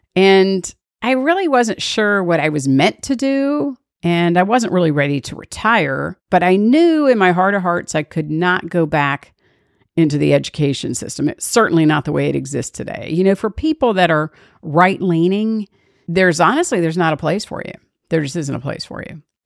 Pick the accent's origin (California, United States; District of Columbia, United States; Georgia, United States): District of Columbia, United States; Washington; I was born and raised in Washington, D.C.